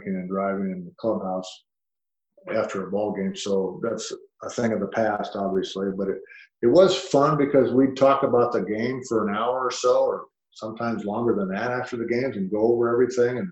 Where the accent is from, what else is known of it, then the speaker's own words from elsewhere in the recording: Southern California, United States; also born or lived in Cedar Rapids, Iowa; moved to Southern California when he was very young, just like I did